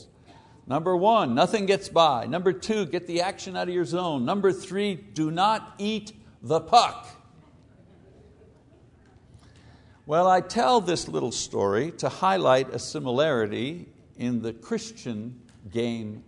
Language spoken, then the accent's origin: English; Montreal, Quebec, Canada; When I was a kid growing up in Montreal, Canada